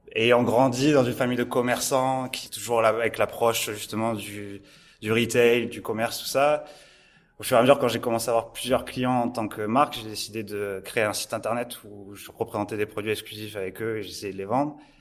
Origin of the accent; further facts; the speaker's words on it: Montpellier, Occitania, France; je suis né dans, toujours à Montpellier. Toujours à Montpellier, toujours dans le sud.